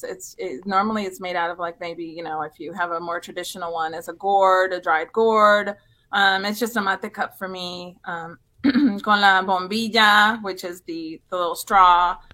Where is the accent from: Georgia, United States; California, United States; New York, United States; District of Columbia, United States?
California, United States; also born or lived in Buenos Aires, Argentina; I was born in Argentina, actually. Oh, okay. Buenos Aires, Argentina. And I came to this country when I was 7 years old. And we arrived in California in a time where you couldn't speak Spanish in school